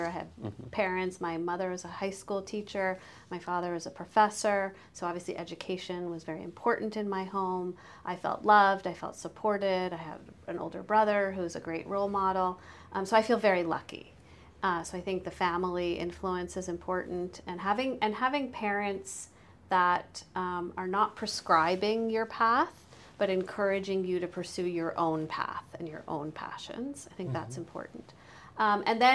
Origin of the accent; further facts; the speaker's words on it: United States; moved away as an adult; now in Canada; I'm an American